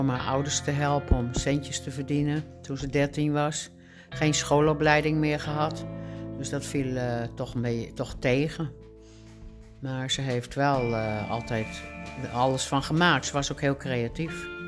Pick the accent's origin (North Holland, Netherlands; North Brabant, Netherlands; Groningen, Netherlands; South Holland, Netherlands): Groningen, Netherlands; now in Alkmaar, Netherlands; geboren in Groningen in 1948.